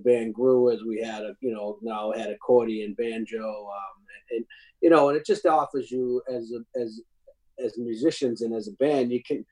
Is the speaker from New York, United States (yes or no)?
no; Boston, Massachusetts, United States; growing up in Boston